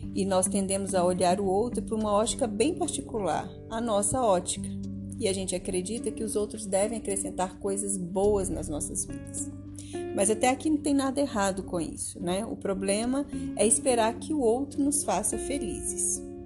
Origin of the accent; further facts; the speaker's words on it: Minas Gerais, Brazil; aqui em Minas, que é a minha história, que, é o, que eu conheço bem, que eu, onde eu cresci, né? Eu sou mineira